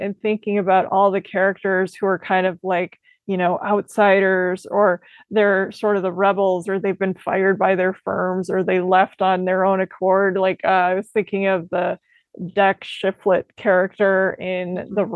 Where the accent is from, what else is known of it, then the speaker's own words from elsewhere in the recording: Midwest, United States; As a Midwesterner